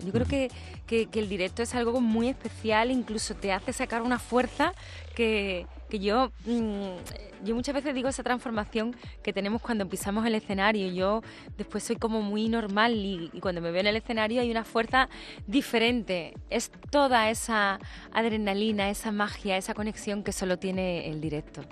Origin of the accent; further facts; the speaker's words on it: Seville, Andalusia, Spain; en Sevilla, en mi tierra